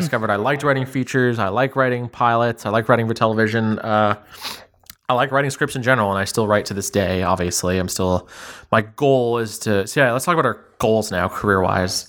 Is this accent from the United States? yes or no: no; Ottawa, Ontario, Canada; also born or lived in Toronto; I actually grew up in Ottawa. Quick summary of my whole life. Uh, I was born in Toronto. When I was ten, I moved to Ottawa, and then I kinda, like, went to high school there